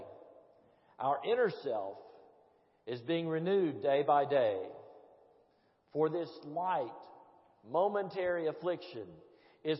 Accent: Tennessee, United States; I'm a Presbyterian from Tennessee who married a Baptist from Georgia

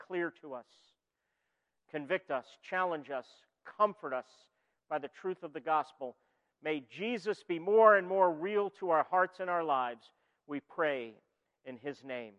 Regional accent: New York, United States; moved away; also born or lived in Philadelphia area; I'm originally from New York

